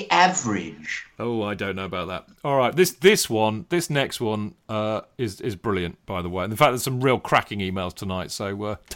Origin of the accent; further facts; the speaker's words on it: Sydney, New South Wales, Australia; also born or lived in England; I'm from England, I grew up in Sydney, Australia.